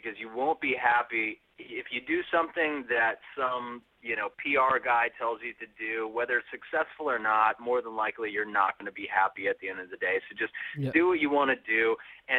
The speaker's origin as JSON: {"language": "English", "town": "Las Vegas", "region": "Nevada", "country": "United States", "tie": "born or raised there", "said": "growing up in Las Vegas and being in that sort of local music scene"}